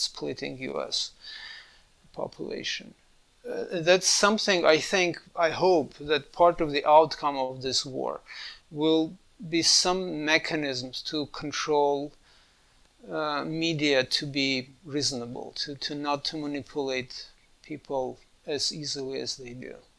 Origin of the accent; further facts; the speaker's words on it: Armenia; moved away; I grew up in Armenia, was part of Soviet Union